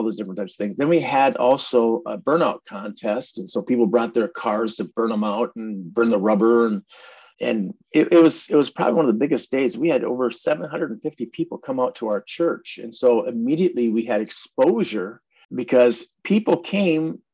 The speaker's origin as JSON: {"language": "English", "town": "Minneapolis", "region": "Minnesota", "country": "United States", "tie": "born or raised there", "also_born_or_lived": "Bloomington, Minnesota", "lives_now": "Princeton, United States", "said": "I grew up in North Minneapolis area, then moved out to Bloomington and eventually landed out here in rural."}